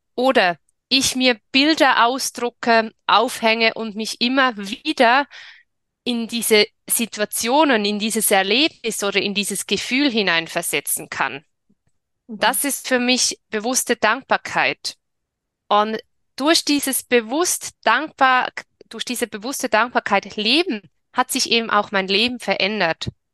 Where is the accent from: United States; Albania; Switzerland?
Switzerland; ich bin in der Schweiz geboren und lebe in der Schweiz